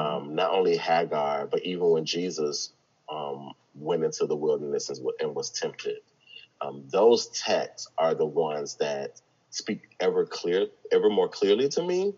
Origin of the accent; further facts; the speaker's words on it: the South, United States; growing up in the South and being a black man